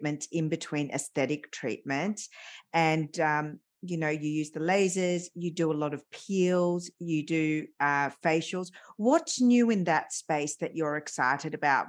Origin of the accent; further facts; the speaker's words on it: Australia; I was growing up in Australia